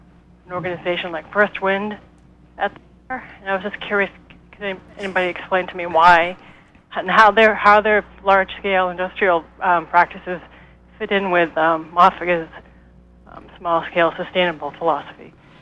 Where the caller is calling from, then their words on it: Franklin, Maine, United States; I'm calling from Franklin.